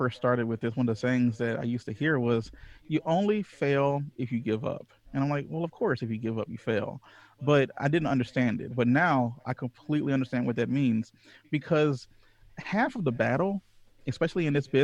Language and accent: English; Louisiana, United States; I was raised in Louisiana, the Deep South